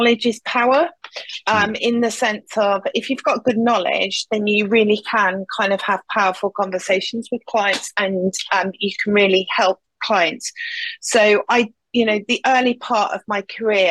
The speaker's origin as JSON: {"language": "English", "town": "Nottingham", "region": "East Midlands", "country": "United Kingdom", "tie": "born or raised there", "said": "a company called InterAlliance was starting up in Nottingham, which is my hometown."}